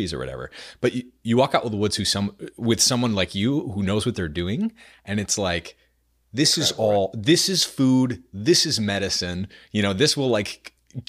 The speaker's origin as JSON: {"language": "English", "town": "Center Harbor", "region": "New Hampshire", "country": "United States", "tie": "born or raised there", "moved": "as an adult", "lives_now": "Austin, United States", "said": "I grew up in New Hampshire. My parents still live there."}